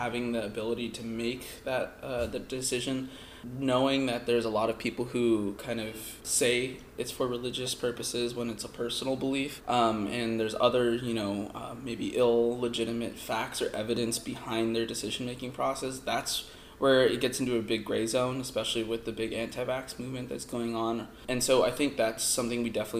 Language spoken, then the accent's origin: English; San Diego, California, United States; moved away as an adult; now in Houston, United States; I'm from San Diego, California, originally, before coming here to Baylor